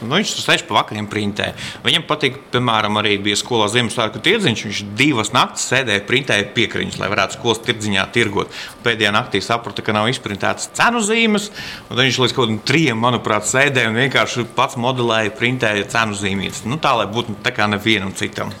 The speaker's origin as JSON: {"language": "Latvian", "town": "Rudzāti", "region": "Līvāni Municipality", "country": "Latvia", "tie": "born or raised there", "moved": "yes", "lives_now": "Poland", "said": "Es esmu dzimis Rudzātos, tas ir Līvāna puse"}